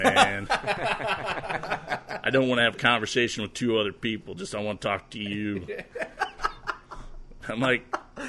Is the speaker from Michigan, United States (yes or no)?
no; Dunkerton, Iowa, United States; born or raised there; moved away